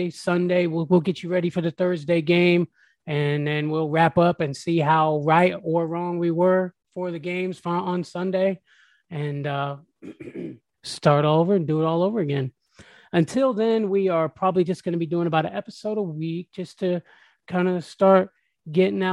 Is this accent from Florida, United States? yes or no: yes; Tampa, Florida, United States; Born and raised in Tampa